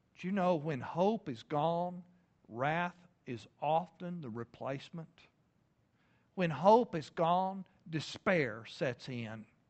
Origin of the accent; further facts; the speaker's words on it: Lubbock, Texas, United States; moved away as an adult; now in Oklahoma, United States; Originally, I'm from Lubbock, Texas